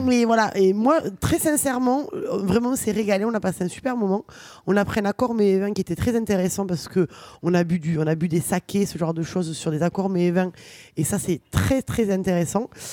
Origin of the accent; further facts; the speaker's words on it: Toulouse, Occitania, France; je suis une pure Toulousaine. Du moins, je suis née ici